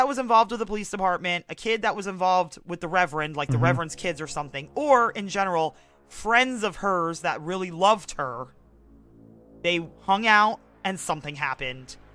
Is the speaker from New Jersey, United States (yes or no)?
yes; Blairstown, New Jersey, United States; we come from Blairstown, New Jersey